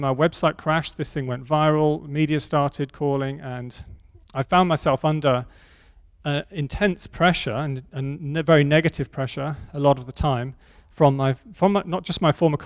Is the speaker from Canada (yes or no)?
no; Oxford, South East England, United Kingdom; my hometown in Oxford